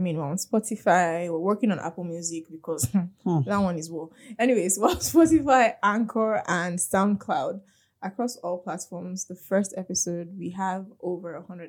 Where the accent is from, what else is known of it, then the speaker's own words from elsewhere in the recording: Nigeria; Being a Nigerian human being.